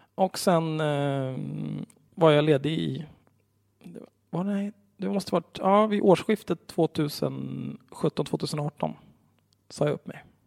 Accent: Stockholm, Stockholm County, Sweden; jag är ju uppvuxen på Söder vid Zinkensdamm

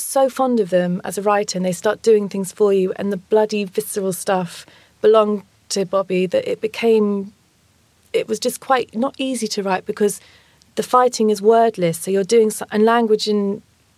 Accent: London, United Kingdom; I was born in West London, but my mum was born in Clapton and my granddad was born in around Hoxton area

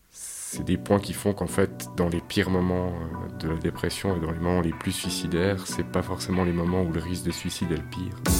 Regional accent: Yverdon-les-Bains, Vaud, Switzerland; Je suis né à Yverdon, euh, dans une famille euh, d'ouvriers, tout ce qu'il y a plus normal

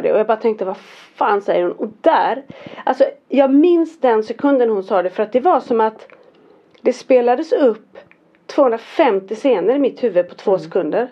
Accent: Fjällbacka, Västra Götaland, Sweden; jag är från Fjällbacka

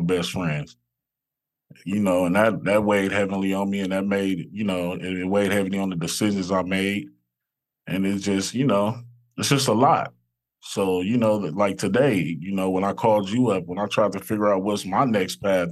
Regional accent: Los Angeles, California, United States; I grew up in South Central LA, right off of Imperial and Figueroa.

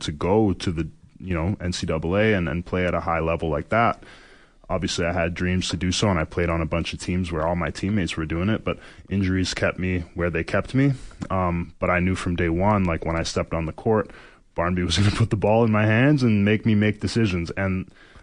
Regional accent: Canada; I'm Canadian

